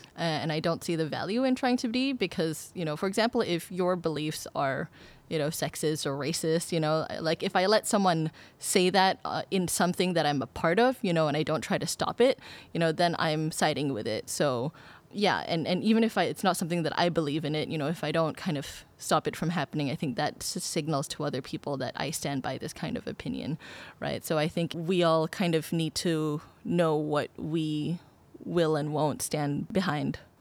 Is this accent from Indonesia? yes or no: yes; Indonesia; now in Singapore; I've lived in Singapore for twelve years and I consider it my home, uh, although I am originally from Indonesia.